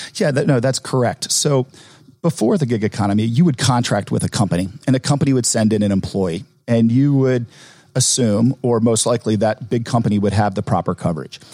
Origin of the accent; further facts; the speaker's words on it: Atlanta, Georgia, United States; growing up in Atlanta is this is uh, my home